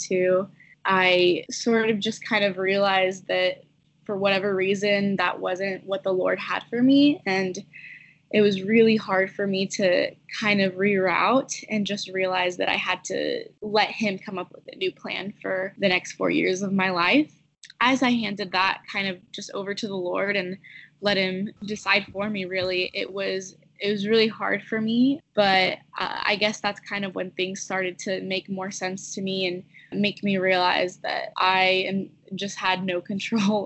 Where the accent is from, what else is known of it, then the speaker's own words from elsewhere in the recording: Houston, Texas, United States; now in Dallas, United States; I am currently living in Dallas. I grew up in Houston